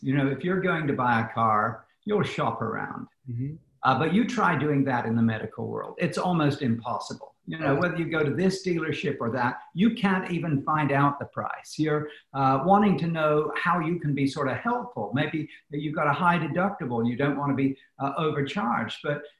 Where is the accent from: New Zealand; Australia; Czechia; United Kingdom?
United Kingdom; now in United States; Because I come from the British system, which has a socialized medical system, I understand what you see of socialism.